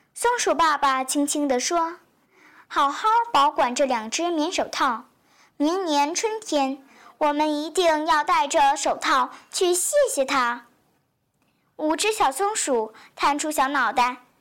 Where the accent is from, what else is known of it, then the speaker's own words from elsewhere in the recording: Liuzhou, Guangxi, China; 我是来自广西柳州的